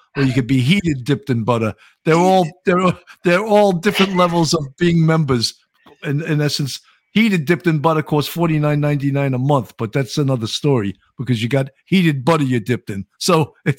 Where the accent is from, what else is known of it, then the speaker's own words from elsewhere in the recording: New York, United States; I'm a New Yorker